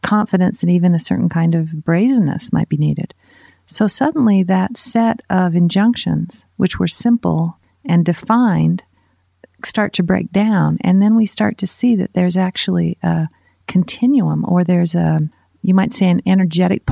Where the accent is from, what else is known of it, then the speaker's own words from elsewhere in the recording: United States; I'm an American